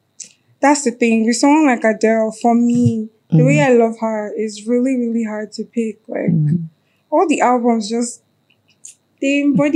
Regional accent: Akwa Ibom, Nigeria; also born or lived in Anambra State; No, I grew up in Akwa Ibom.

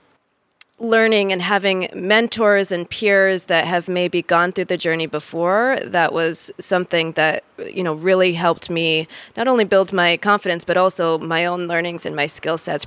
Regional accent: United States; moved away as an adult; also born or lived in Nigeria; I am American

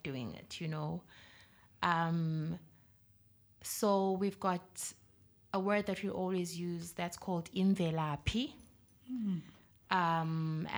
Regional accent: South Africa; I'm from South Africa

